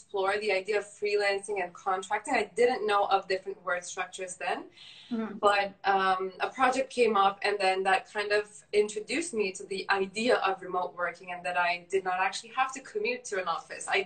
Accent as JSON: {"language": "English", "country": "Turkey", "tie": "born or raised there", "also_born_or_lived": "Canada", "moved": "as an adult", "said": "I'm from Turkey. I lived there for 18 years, then moved to Canada for university."}